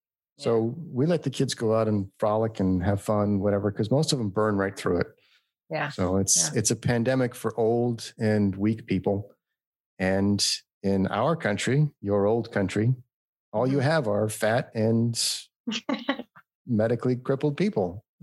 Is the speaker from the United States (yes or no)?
yes; California, United States; now in Phoenix, United States; We're from California.